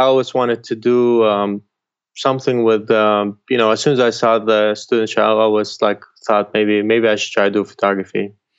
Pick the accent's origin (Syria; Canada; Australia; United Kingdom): Syria; now in United States; where I grew up, in Syria, I grew up outside Damascus